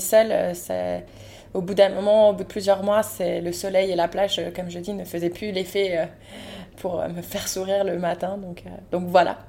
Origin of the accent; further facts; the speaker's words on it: Moselle, Grand Est, France; j'ai grandi en Moselle et j'arrive en Guadeloupe